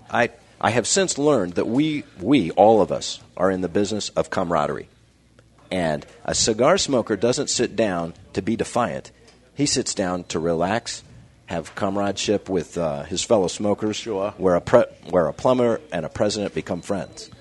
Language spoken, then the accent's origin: English; Kansas City, Kansas, United States; I grew up in Kansas